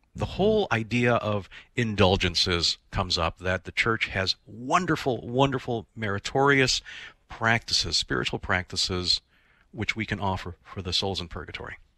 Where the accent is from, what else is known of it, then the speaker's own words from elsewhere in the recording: Philippines; as a Filipino myself